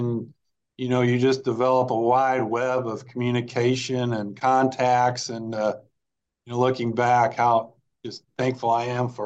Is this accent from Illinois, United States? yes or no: yes; Marion, Illinois, United States; moved away as an adult; also born or lived in Mahomet-Seymour, Illinois; I call it my hometown where my parents live, my dad retired from, I graduated from high school there